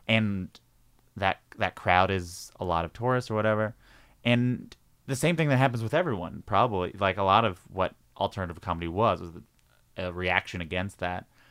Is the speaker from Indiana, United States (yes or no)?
no; Long Island, New York, United States; I grew up in Long Island